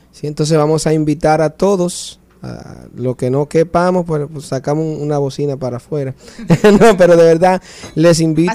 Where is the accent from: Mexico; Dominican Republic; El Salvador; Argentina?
Dominican Republic; now in New Orleans, United States; mi país